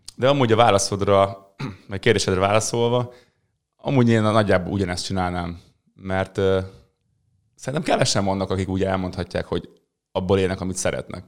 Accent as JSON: {"language": "Hungarian", "town": "Mezőberény", "region": "Békés", "country": "Hungary", "tie": "born or raised there", "said": "mezőberényben, ahol én születtem"}